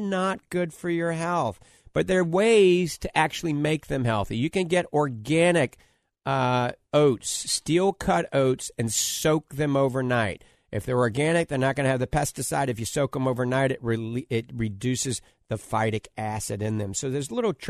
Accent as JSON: {"language": "English", "town": "New Orleans", "region": "Louisiana", "country": "United States", "accent": "New Orleans", "said": "my New Orleans accent"}